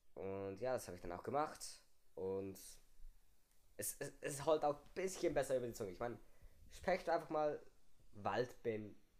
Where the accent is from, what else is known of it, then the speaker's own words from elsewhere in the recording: Switzerland; bei uns in der Schweiz ist es so, wir haben die Primarschule